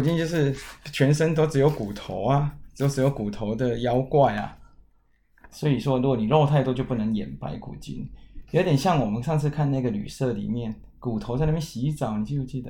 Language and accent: Chinese; Kaohsiung, Taiwan; 万寿山不就是在我们老家后面吗？高雄有一个万寿山呢